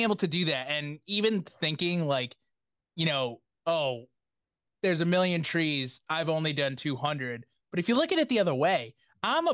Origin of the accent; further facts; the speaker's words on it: Massachusetts, United States; growing up in Massachusetts